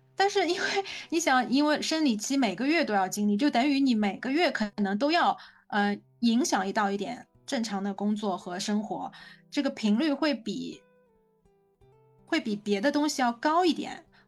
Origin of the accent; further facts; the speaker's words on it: Shanghai, China; 我是在魔都上海出生，长大工作